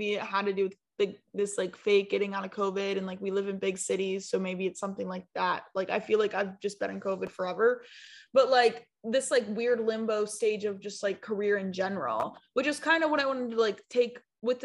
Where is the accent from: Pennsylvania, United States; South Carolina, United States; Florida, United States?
South Carolina, United States; I'm from South Carolina.